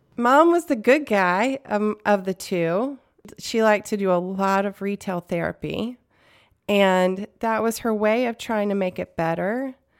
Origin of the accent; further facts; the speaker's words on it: the South, United States; I grew up in the South